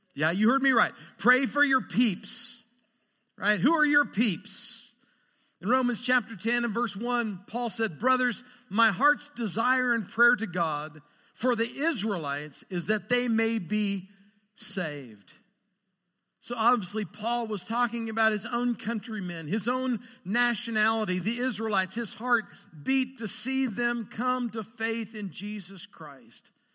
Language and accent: English; Lewiston, Idaho, United States; also born or lived in Montana; now in Great Falls, Montana, United States; I was born and raised in Lewiston, Idaho. I'm a spud.